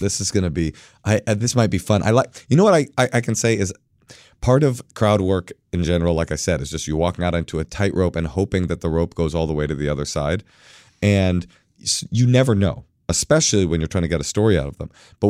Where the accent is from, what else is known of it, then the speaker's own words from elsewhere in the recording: California, United States; I think I was saying something about like that I'm from the Bay Area.